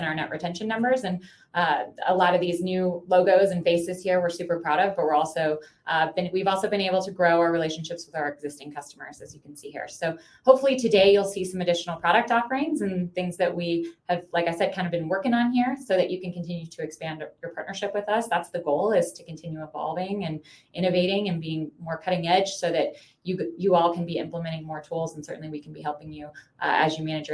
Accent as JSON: {"language": "English", "region": "Midwest", "country": "United States", "moved": "as an adult", "lives_now": "Colorado, United States", "said": "I'm a Midwesterner, so moved here about 15 years ago out to Colorado"}